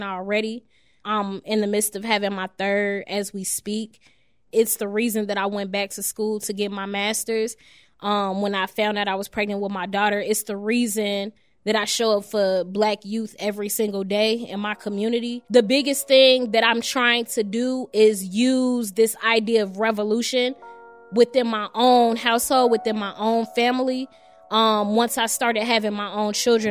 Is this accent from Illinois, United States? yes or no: yes; Chicago, Illinois, United States; also born or lived in Chatham, Chicago; I'm actually from Englewood, 67th and Peoria